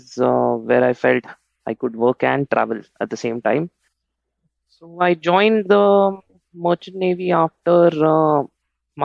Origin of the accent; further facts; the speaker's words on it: Mumbai, Maharashtra, India; I was born up in Mumbai.